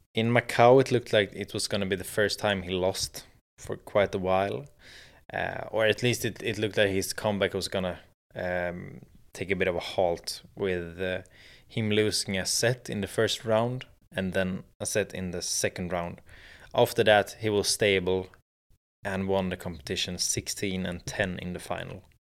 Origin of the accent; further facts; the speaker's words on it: Sweden; in Sweden, in my home country